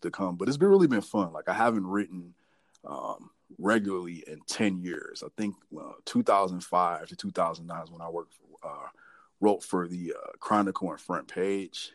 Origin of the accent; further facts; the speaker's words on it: Detroit, Michigan, United States; moved away as an adult; now in Minneapolis, United States; Born and raised in Detroit, Michigan